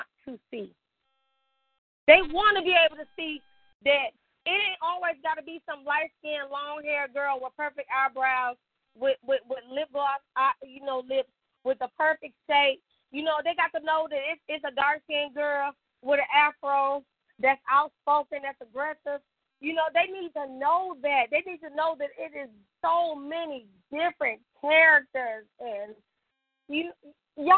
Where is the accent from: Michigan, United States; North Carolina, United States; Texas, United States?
Michigan, United States; Detroit; now in Birmingham, United States; I'm from Detroit